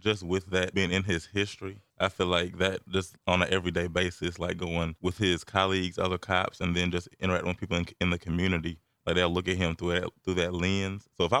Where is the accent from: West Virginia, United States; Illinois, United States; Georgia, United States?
Georgia, United States; Atlanta; because I'm from Atlanta